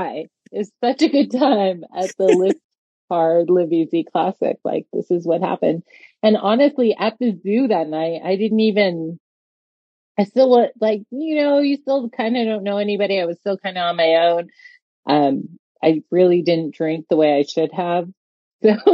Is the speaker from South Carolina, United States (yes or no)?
no; El Paso, Texas, United States; I'm actually from El Paso